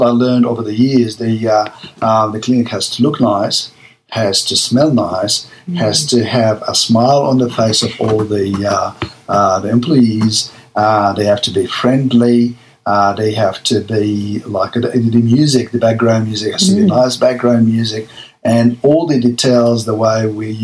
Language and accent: English; Egypt; moved away as an adult; now in Melbourne, Australia; My background, I came from Egypt. In Egypt, I was a general surgeon and came to Australia like 1995